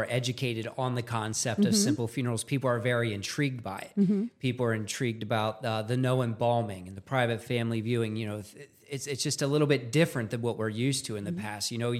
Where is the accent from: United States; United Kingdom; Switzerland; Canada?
United States; Pennsylvania; I'm a first generation funeral director as well. I grew up just outside of Gettysburg, and out of high school, I thought I was going to be a nurse.